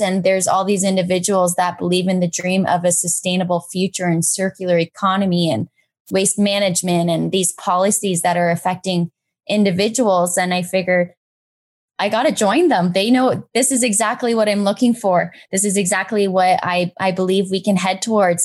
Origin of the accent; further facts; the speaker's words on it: Brantford, Ontario, Canada; also born or lived in Waterloo; move to my hometown, back to Brantford